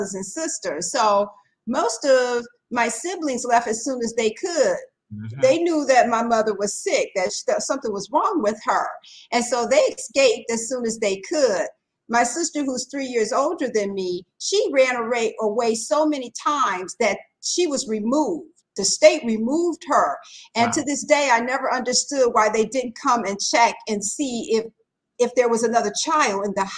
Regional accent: Detroit, Michigan, United States; I was born and raised in Detroit, Michigan

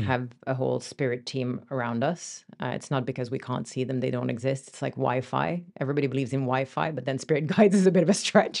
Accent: France; moved away; also born or lived in Finland; So I'm Finnish originally, but I grew up in France

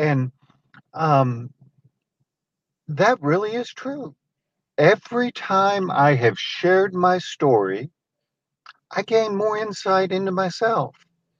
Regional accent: California, United States; born there; I was born in California, and we actually, after that, lived there a couple of more times. But I really don't consider myself a Californian.

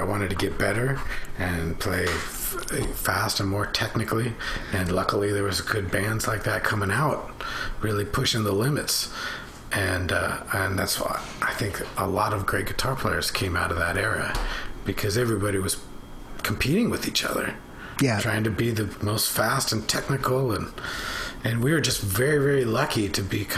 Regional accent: Bellevue, Washington, United States; I grew up in Bellevue, Washington

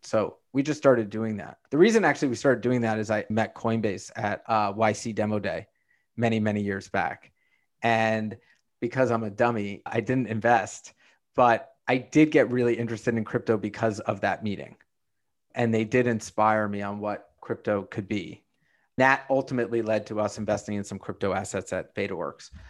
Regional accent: New York City, New York, United States; I grew up in Brooklyn. I still live in Brooklyn.

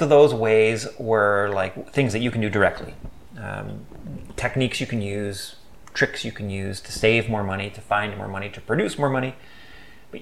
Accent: Canada; we're from Canada

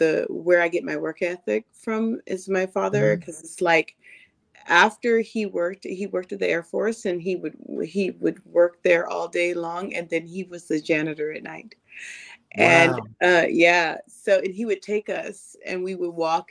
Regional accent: Sacramento, California, United States; now in Los Angeles, United States; I grew up in Sacramento, but now I live in Los Angeles

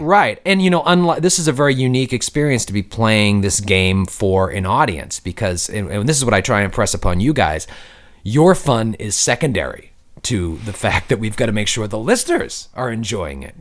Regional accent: Boston, Massachusetts, United States; when I was growing up, I'm from Boston, Mi, uh, Massachusetts

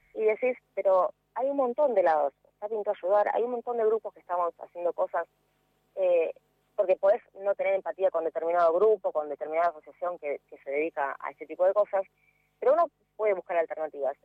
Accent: San Martín, Buenos Aires Province, Argentina; Yo soy de San Martín, Buenos Aires.

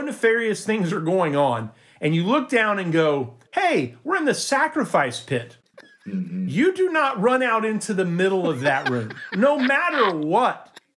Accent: Florida, United States; I'm from Florida, spent most of my life in Florida

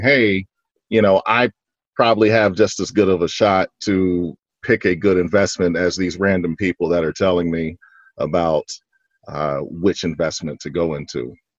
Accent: Fort Worth, Texas, United States; now in Dallas, United States; I was born and raised in Fort Worth, Texas.

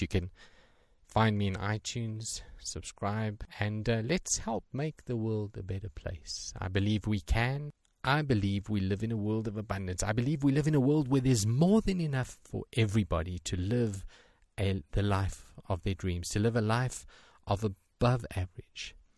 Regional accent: South Africa; I'm from South Africa

